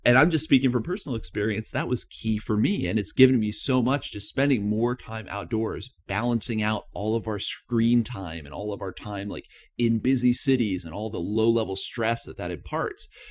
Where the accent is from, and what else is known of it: East Coast of the United States, United States; moved away